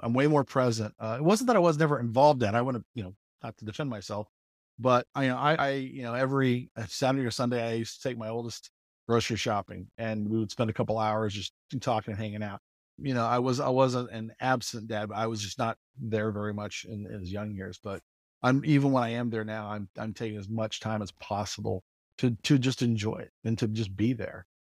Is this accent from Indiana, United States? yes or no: yes; Mooresville, Indiana, United States; moved away as an adult; also born or lived in Texas / Michigan; I grew up actually in Mooresville, uh, in Morgan County